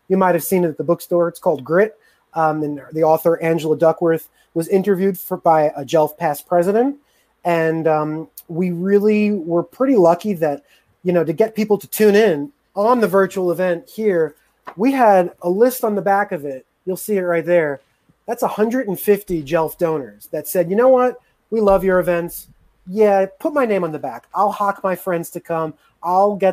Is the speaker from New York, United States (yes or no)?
yes; New York City, New York, United States; moved away as an adult; now in Atlanta, United States; I'm a New Yorker. I'm a jaded New Yorker